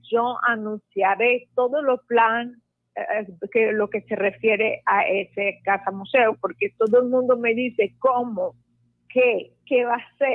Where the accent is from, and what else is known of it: Lebanon; now in Puerto Colombia, Colombia